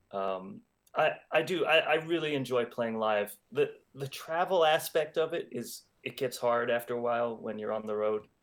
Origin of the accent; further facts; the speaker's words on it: Los Angeles, California, United States; I'm from Los Angeles